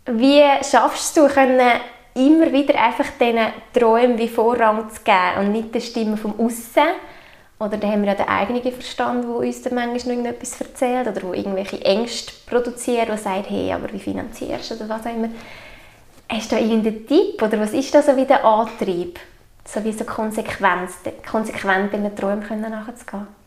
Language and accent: German; Obwalden, Switzerland; wir haben hier zu Obwalden in unserem kleinen Kanton einfach auch so eine, eine gute Energie wie gespeichert. Es ist halt einfach unsere Heimat